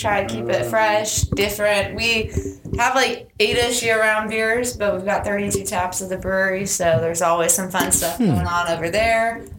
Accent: Pasadena, Texas, United States; I'm from Houston. I grew up in Pasadena area

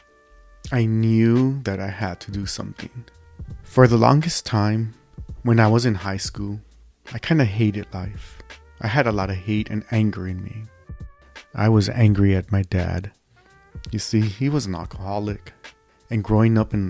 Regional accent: Los Angeles, California, United States; born and raised in East Los Angeles, California, United States of America.

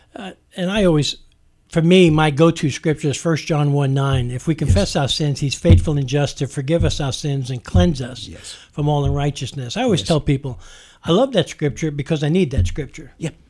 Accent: New York, United States; I'm a New Yorker, so I can get real direct

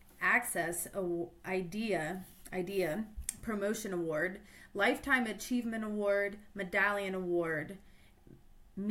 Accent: Ohio, United States; I'm from Ohio

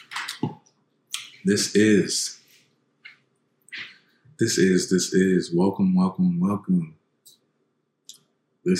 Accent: San Diego, California, United States; I grew up here in San Diego, born and raised

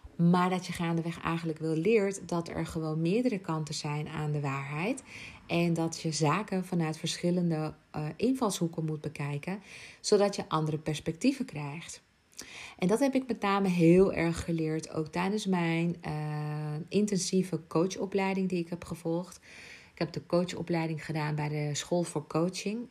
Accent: Ibiza, Balearic Islands, Spain; moved away; Ik ben geboren op Ibiza

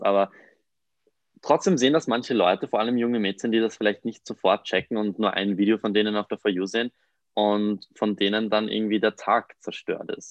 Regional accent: Mondsee, Upper Austria, Austria; moved away as an adult; now in Vienna, Austria; ich komme eigentlich aus Mondsee, das ist ein kleiner Ort in der Nähe von Salzburg. bin frisch nach Wien gezogen

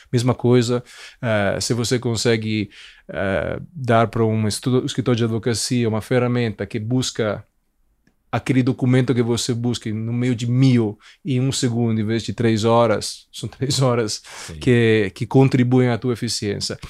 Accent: Italy; Portuguese is a second language; moved away as an adult; also born or lived in Milan; now in Brazil; eu sou italiano, é, nasci lá, cresci lá

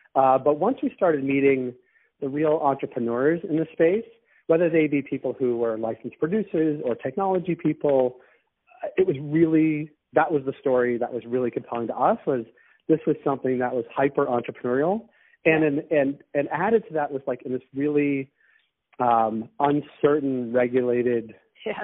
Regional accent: Boston, Massachusetts, United States; now in Toronto, Canada; I'm from Boston

